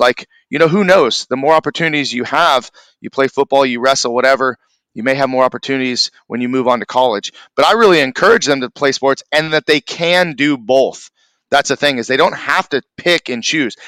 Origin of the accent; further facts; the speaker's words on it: Newbury Park, California, United States; also born or lived in Thousand Oaks, California / Moorpark, California; I grew up in Newbury Park, uh, lived there, you know, most of my um, childhood, all the way up until I was probably right after high school.